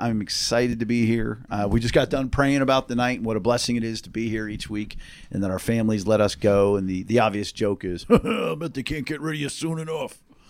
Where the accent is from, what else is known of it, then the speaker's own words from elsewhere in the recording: Pittsburgh, Pennsylvania, United States; I'm from Pittsburgh.